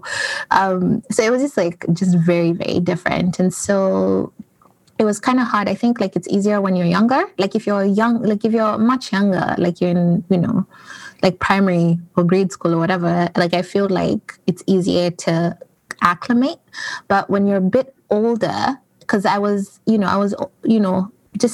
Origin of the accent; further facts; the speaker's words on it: Toronto, Ontario, Canada; moved away as an adult; also born or lived in Kenya; I guess I'm coming from Canada, Toronto. I've lived in Canada for about 15 years. And I am originally from Kenya. That is where I was born, but I moved to Canada when I was really young.